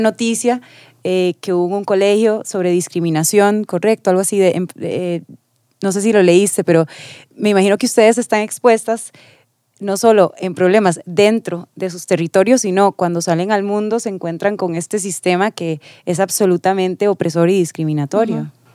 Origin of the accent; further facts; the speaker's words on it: Costa Rica; nosotros, que fuimos a la escuela aquí, que fuimos al colegio aquí